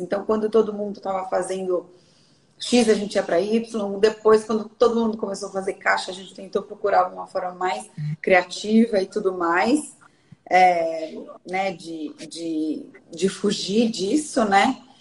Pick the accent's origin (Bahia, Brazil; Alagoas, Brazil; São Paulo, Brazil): São Paulo, Brazil; Bragança Paulista; sou de Bragança Paulista, do interior de São Paulo.